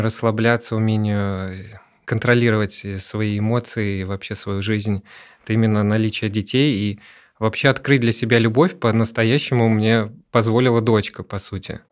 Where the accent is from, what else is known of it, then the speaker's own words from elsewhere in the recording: Saint Petersburg, Russia; у нас в Санкт-Петербурге